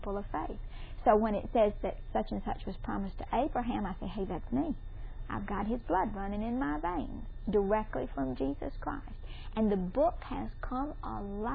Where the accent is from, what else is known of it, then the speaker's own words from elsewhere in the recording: Mississippi, United States; I'm from Mississippi